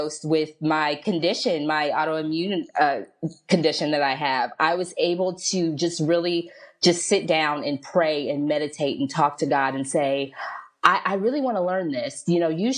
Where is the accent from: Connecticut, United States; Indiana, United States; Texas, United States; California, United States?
Indiana, United States; Indianapolis; now in Philadelphia area, United States; I'm actually originally from Indianapolis, Indiana, but myself and my family, we relocated to the Pennsylvania, outside of Philadelphia area